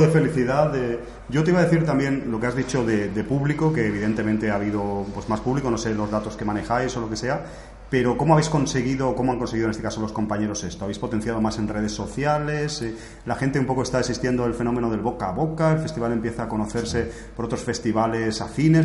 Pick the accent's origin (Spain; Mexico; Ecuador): Spain; Cornellà de Llobregat, Catalonia; now in Barcelona, Spain; soy nacido aquí, soy de Cornellá, pero ahora hace unos años que vivo en Barcelona